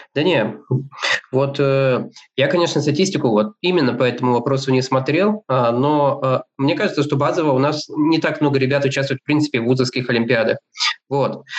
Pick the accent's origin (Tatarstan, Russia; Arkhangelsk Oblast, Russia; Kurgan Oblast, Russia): Kurgan Oblast, Russia; Kurgan; moved away as an adult; also born or lived in Moscow; родился я в городе Кургане, там учился в школе